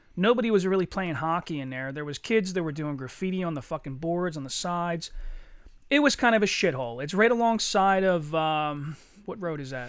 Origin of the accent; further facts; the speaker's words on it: Eddystone, Pennsylvania, United States; me and Chuck, we grew up in Eddystone together